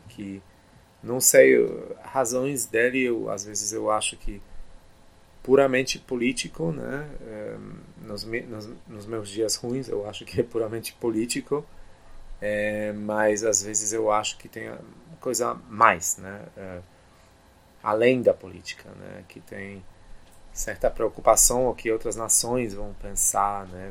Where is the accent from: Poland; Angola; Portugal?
Poland; Portuguese is a second language; moved away; also born or lived in Germany / United States / Brazil; nasci e cresci na Polônia